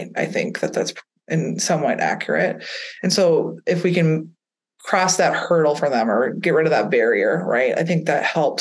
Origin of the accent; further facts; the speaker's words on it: Midwest, United States; I'm from the Midwest